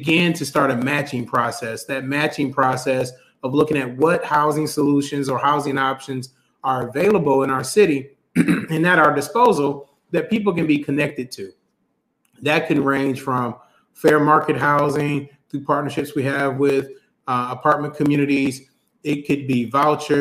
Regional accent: Toledo, Ohio, United States; also born or lived in Detroit, Michigan; I grew up in Toledo, Ohio, and split some time with family in Detroit

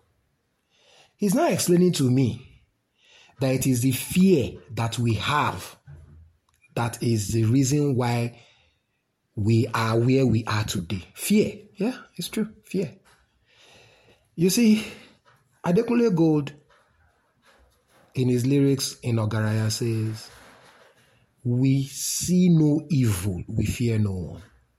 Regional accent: Nigeria; as a Nigerian in the trenches

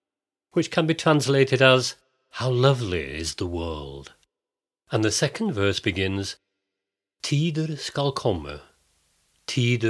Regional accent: Bolton, North West England, United Kingdom; also born or lived in Glasgow, Scotland; now in Norway; much of my childhood was spent in the north of England, in the old cotton mill town of Bolton

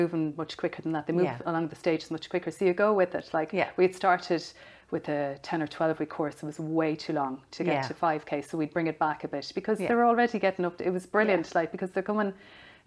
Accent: Tipperary, Munster, Ireland; moved away; I'm from Tipperary

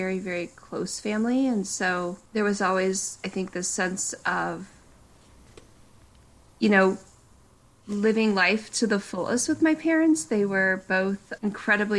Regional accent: Breen, Colorado, United States; also born or lived in Durango, Colorado; now in Broomfield, United States; I was born in Durango, Colorado, which is a kind of a smaller town in Colorado in the south

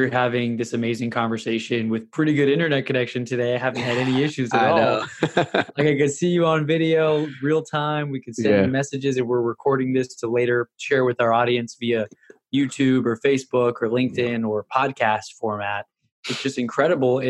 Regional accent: Houston, Texas, United States; born or raised there; also born or lived in New York

